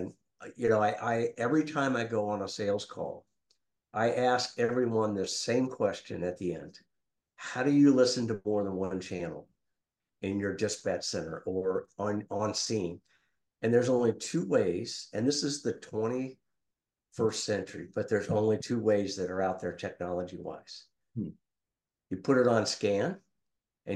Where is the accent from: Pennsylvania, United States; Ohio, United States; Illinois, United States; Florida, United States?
Ohio, United States; Xenia; moved away as an adult; I'm originally from Ohio, born and raised in Xenia